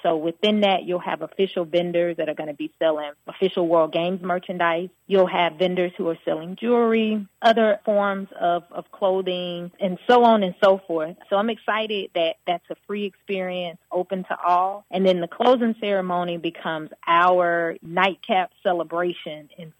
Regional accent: Dothan, Alabama, United States; moved away as an adult; now in Birmingham, United States; although Birmingham has become home, everybody knows, like, hey, this girl, she's from Dothan. So it's exciting to know where I came from, being raised on Pine Street and also in Bamadale, and graduating from Northview High School

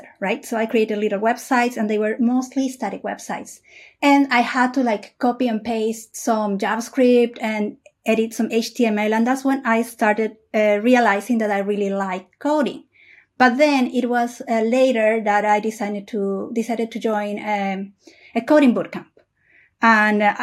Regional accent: Peru; also born or lived in Asia; now in Europe; I was born in Peru in South America. I lived in Asia for like around 6, 7 years, and I'm currently living in Europe.

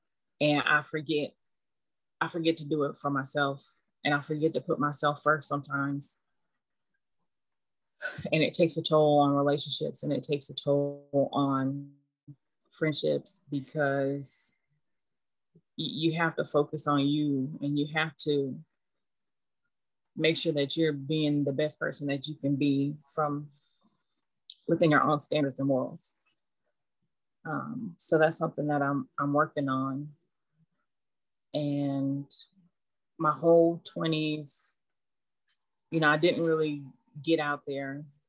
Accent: Germany; I grew up in Germany when I started talking.

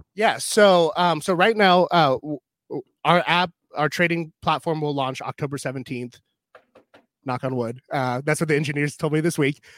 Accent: Pacific Northwest, United States; now in Iowa, United States; I'm from the Pacific Northwest

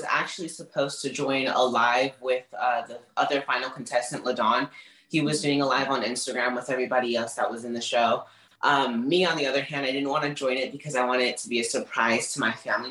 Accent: Pasadena, California, United States; I'm from Pasadena, California.

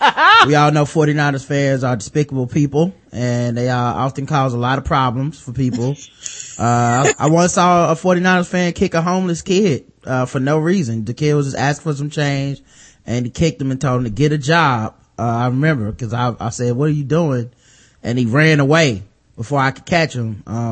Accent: United States; I know, as an American, if you put me in any other country and I had to speak their language, I probably couldn't do it.

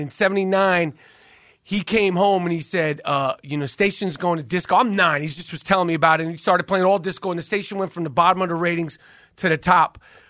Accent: Manhattan, New York, United States; All right, I'm from Manhattan.

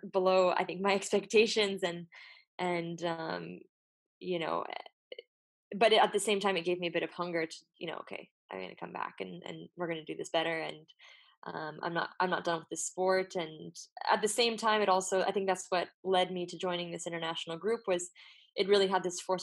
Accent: Belgium; also born or lived in United States; now in Brussels, Belgium; I moved back to Belgium after finishing my studies in the US. So I'm Belgian American.

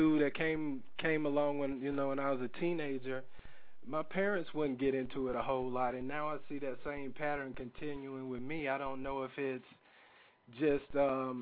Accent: South Carolina, United States; moved away as an adult; also born or lived in Atlanta / Union City, New Jersey; my home in South Carolina

